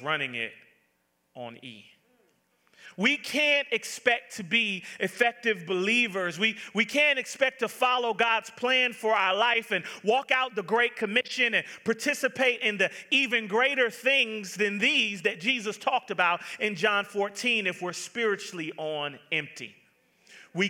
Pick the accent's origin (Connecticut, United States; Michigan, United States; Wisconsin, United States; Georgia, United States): Georgia, United States; Atlanta; Now, I'm from the South. I am from born and raised Atlanta, Georgia.